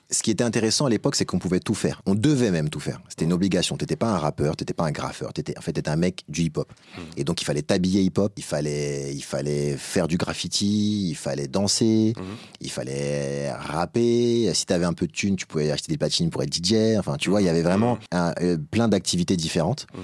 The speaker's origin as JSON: {"language": "French", "town": "Épinay-sur-Seine", "region": "Île-de-France", "country": "France", "tie": "born or raised there", "said": "moi particulièrement je venais d'Épinay"}